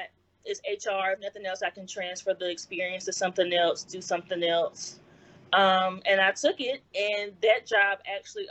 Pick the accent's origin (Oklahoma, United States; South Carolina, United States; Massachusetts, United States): South Carolina, United States; Columbia; moved away as an adult; now in Washington, D.C. area, United States; I was born and raised in Columbia